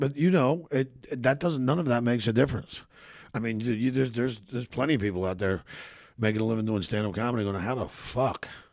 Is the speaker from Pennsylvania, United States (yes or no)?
yes; Philadelphia, Pennsylvania, United States; moved away as an adult; now in Los Angeles, United States; I grew up in Philadelphia, which is a fucking really tough fucking city